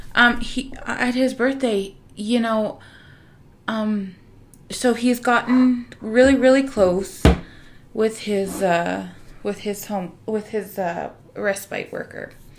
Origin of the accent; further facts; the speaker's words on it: Canada; we're Canadian